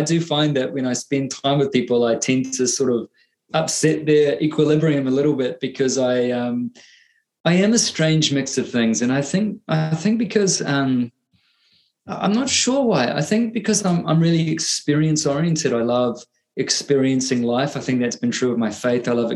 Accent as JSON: {"language": "English", "region": "Auckland", "country": "New Zealand", "tie": "born or raised there", "said": "I grew up in a beach town in the largest city of New Zealand, in Auckland City"}